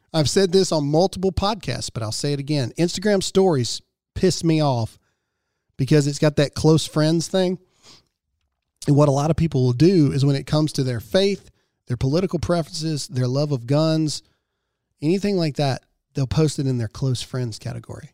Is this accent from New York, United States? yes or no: no; Mississippi, United States; Mississippi, my home state